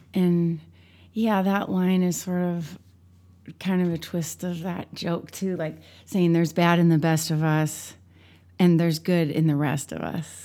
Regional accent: St. Louis, Missouri, United States; moved away; I'm from Saint Louis, Missouri

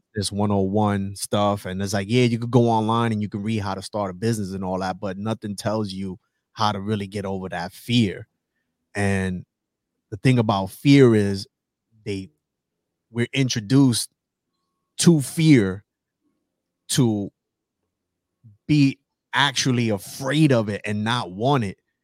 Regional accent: New York City, New York, United States; moved away as an adult; I am originally from the South Bronx, New York

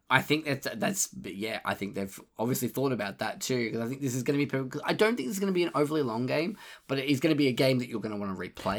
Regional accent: Australia; being Australian

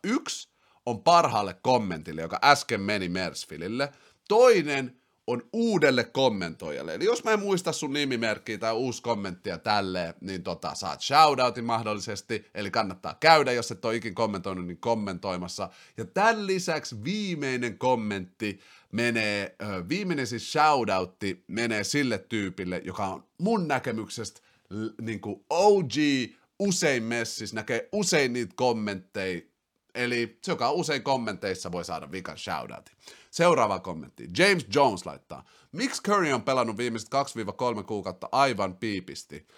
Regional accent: Finland; also born or lived in Brussels, Belgium / Helsinki; Sitten mä muutin takas Suomeen sieltä Brysselistä, mä olin siellä vuoden

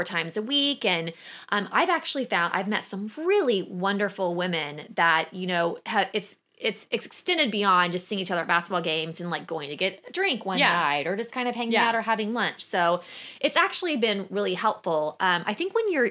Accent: Oklahoma, United States; I have friends that I grew up with in Oklahoma that are still around

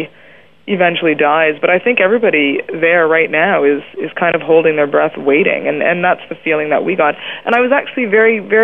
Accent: Canada; I'm Canadian

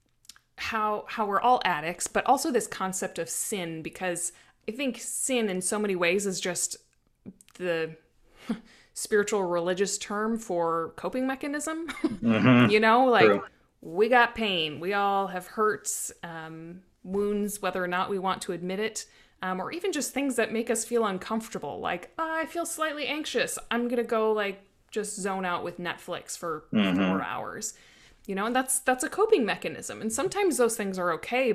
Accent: Midwest, United States; I grew up in the Midwest

